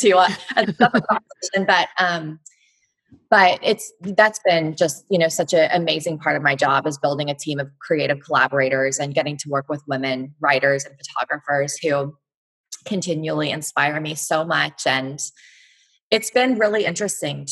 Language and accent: English; Fort Worth, Texas, United States; also born or lived in Missouri; now in Austin, United States; I'm from Texas. I'm from Fort Worth